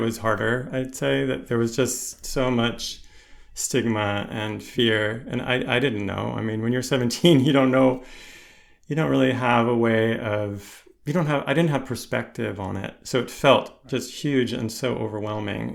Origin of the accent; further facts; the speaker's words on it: United States; moved away; also born or lived in Connecticut; I grew up in, in the, on the East Coast, around New York City